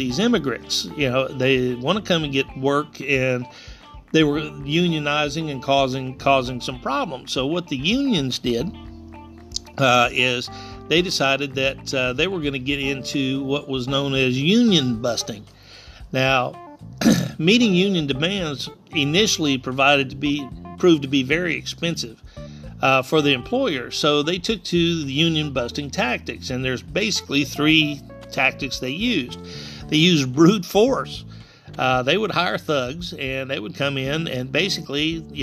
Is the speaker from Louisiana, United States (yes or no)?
yes; South Louisiana, United States; I come from South Louisiana.